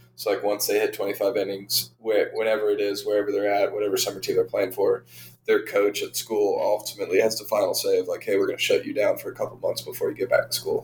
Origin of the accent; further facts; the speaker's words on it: Savannah, Georgia, United States; also born or lived in Arlington, Texas; I was born and raised in Arlington, Texas. Um, we moved to the Savannah area when I was in fourth grade, so probably 10 ish years old. Um, lived around Savannah for the majority um, up until I left for college.